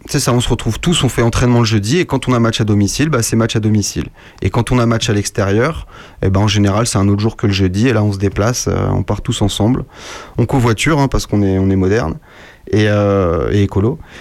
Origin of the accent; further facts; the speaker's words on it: La Garenne-Colombes, Île-de-France, France; À La Garenne-Colombe